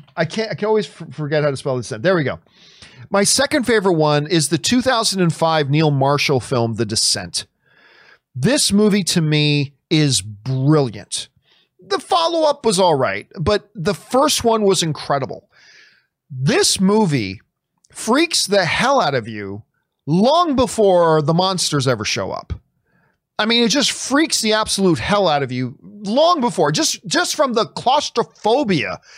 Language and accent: English; Hamilton, Ontario, Canada; moved away; Hamilton's my hometown